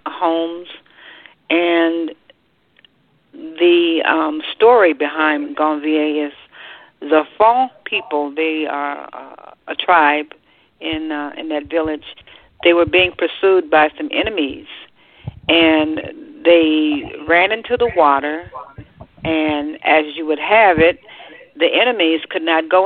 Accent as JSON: {"language": "English", "country": "United States", "said": "here I am from the United States"}